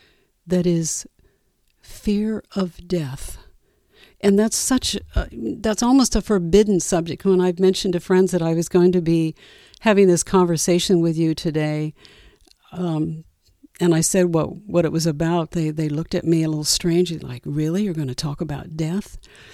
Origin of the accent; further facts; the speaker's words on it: California, United States; I was raised in California, very traditional Christian religion that didn't embrace reincarnation.